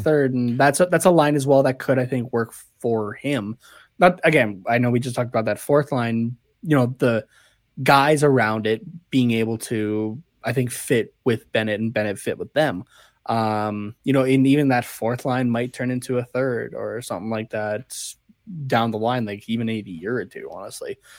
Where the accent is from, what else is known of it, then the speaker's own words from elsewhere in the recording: Canada; I'm Canadian